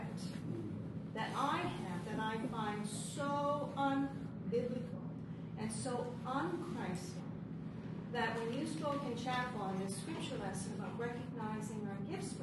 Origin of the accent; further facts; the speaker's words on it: Newfoundland and Labrador, Canada; moved away; I'm from Newfoundland.